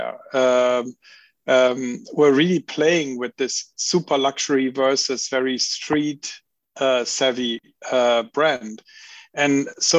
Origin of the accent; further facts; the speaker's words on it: Cologne, North Rhine-Westphalia, Germany; I come from Cologne.